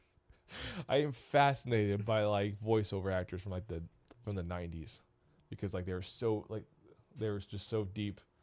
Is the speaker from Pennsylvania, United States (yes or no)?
no; Missouri, United States; now in Columbus, United States; I grew up with him in Missouri